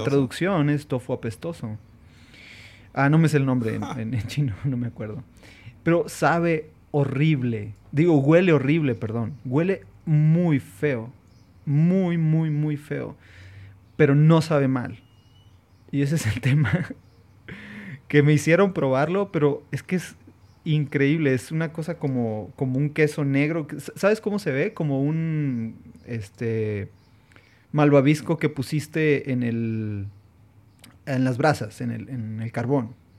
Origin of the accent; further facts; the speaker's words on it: Mexico; also born or lived in Saltillo; estando en Hong Kong siendo mexicanos